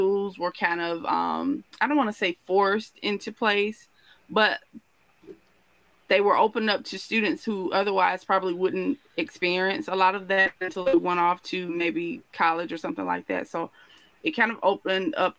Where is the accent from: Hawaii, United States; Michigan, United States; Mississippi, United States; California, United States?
Mississippi, United States; Starkville; I'm actually from Mississippi, northern Mississippi here.